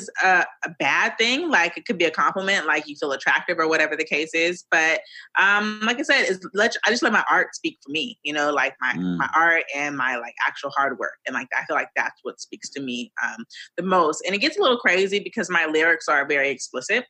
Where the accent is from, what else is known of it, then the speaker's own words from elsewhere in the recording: Los Angeles, California, United States; also born or lived in Woodland Hills / Granada Hills; I'm from LA. I'm a Valley girl.